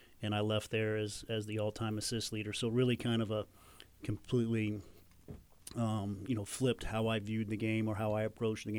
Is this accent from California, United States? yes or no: no; Jasper, Indiana, United States; growing up in Jasper, I was an hour and a half from Bloomington